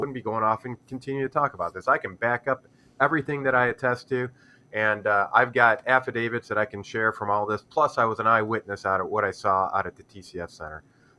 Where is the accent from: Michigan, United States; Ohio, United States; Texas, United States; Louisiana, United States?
Michigan, United States; Detroit; I'm from Detroit here